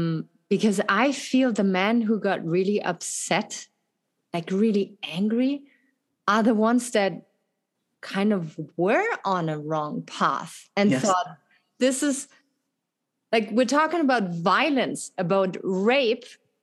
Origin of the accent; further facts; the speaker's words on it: Germany; English is a second language; also born or lived in France; now in United States; in Europe, where I come from Germany, from France, it is very different.